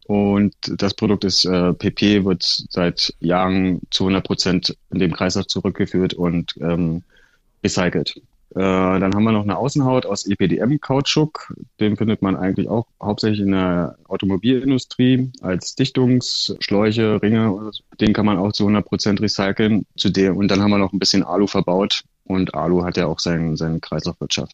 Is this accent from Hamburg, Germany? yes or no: no; Berlin, Germany; ich bin so ein klassischer Berliner